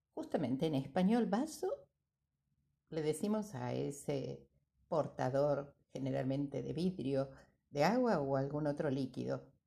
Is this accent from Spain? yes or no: no; Argentina; cantábamos de niños los que somos argentinos